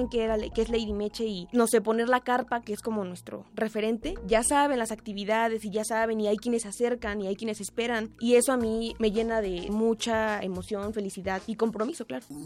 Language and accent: Spanish; Chalco, State of Mexico, Mexico; Nací en el Estado de México, en el municipio de Chalco.